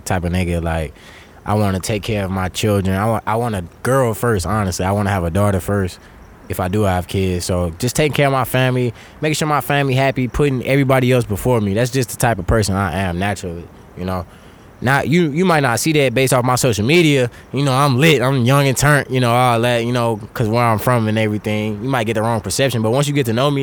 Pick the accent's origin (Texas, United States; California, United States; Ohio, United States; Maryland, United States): Texas, United States; Beaumont; I'm originally from Beaumont